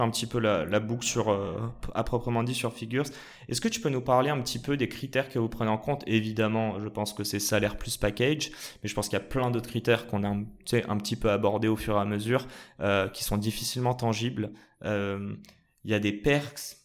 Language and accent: French; Morocco; je suis marocain